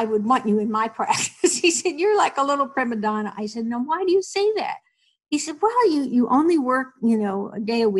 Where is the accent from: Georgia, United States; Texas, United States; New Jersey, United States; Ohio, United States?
New Jersey, United States; I grew up in New Jersey, went to a Catholic grammar school